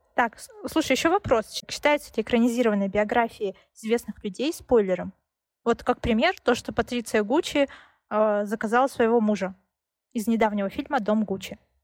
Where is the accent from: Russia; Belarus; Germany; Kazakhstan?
Russia; Siberia; я родилась в Сибири